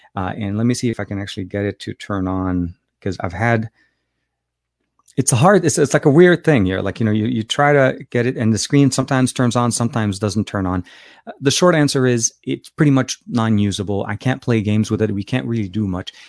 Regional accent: Beirut, Beirut Governorate, Lebanon; moved away; I'm actually from Lebanon, uh, Beirut, Lebanon, uh, Lebanese born

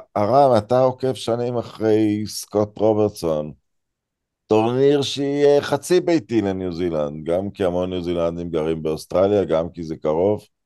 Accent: Israel

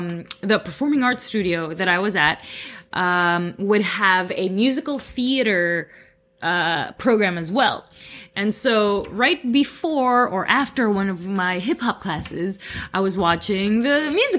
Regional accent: Philippines; accent: Filipino; English is a second language; now in Canada; I've worked on my accent because I had a really heavy Filipino accent when I first got here.

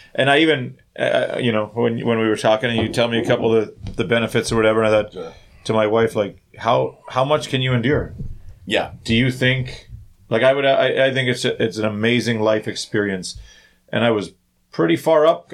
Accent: Thunder Bay, Ontario, Canada; growing up in Thunder Bay

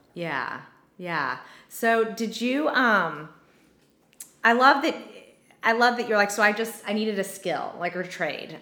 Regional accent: Texas, United States; moved away; I grew up in Texas

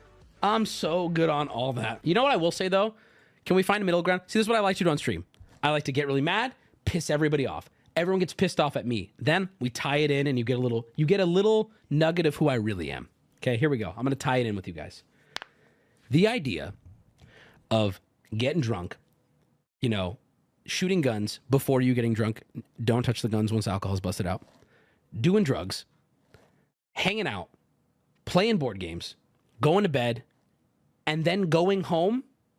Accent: West Virginia, United States; I grew up in West Virginia, and my family is full of avid campers.

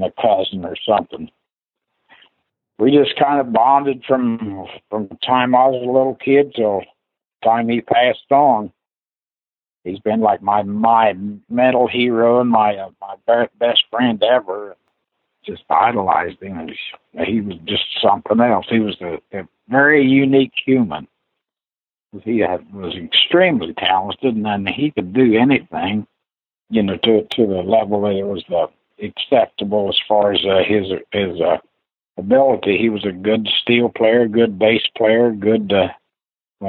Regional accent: Greenfield, United States; moved away; growing up in Greenfield

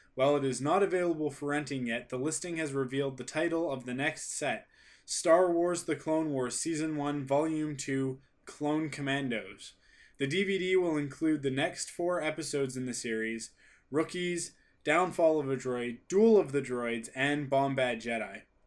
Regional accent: Canada; I'm a Canadian.

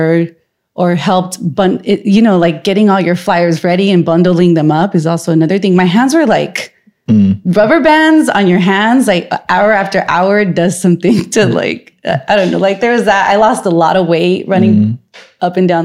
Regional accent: Los Angeles, California, United States; now in San Francisco, United States; I'm from LA. I go home like at least once a month.

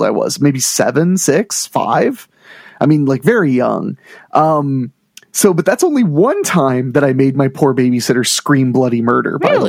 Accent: Ohio, United States; I grew up in Ohio

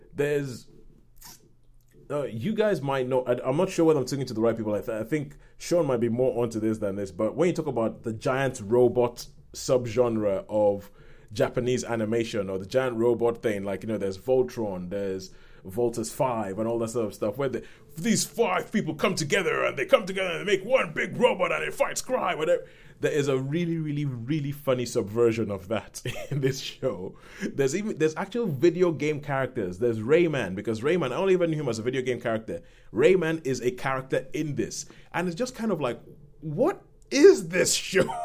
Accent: Nigeria; moved away; some of my friends who I grew up with in Nigeria

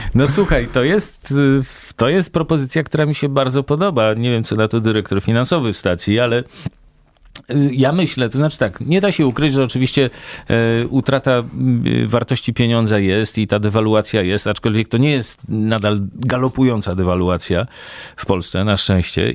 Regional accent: Warsaw, Masovian Voivodeship, Poland; ja się wychowałem w Warszawie

